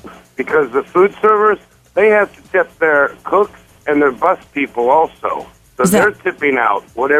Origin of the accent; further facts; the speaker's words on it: Las Vegas, Nevada, United States; moved away; I'm from Las Vegas.